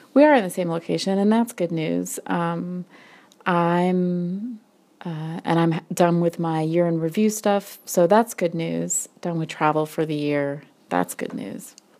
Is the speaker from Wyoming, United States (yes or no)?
yes; Wyoming, United States; I grew up in Wyoming